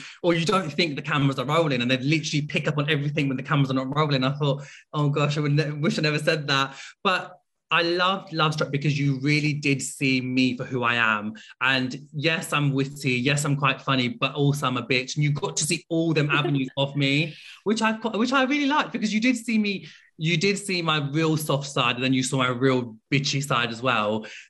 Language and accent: English; Pakistan; I come from a Muslim background. I'm also Pakistani.